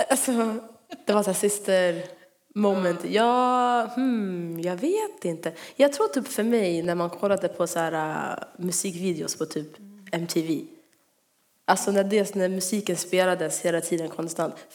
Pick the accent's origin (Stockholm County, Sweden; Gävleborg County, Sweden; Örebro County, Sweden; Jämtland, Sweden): Örebro County, Sweden; Örebro; Ehm, det här var när vi bodde i Örebro. Vi är från Örebro om ni inte visste det.